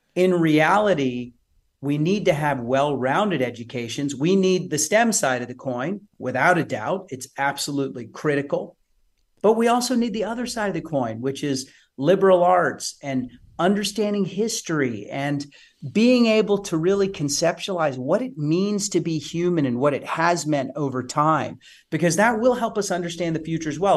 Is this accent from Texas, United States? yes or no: yes; Odessa, Texas, United States; moved away as an adult; also born or lived in San Francisco; I'm from West Texas, Odessa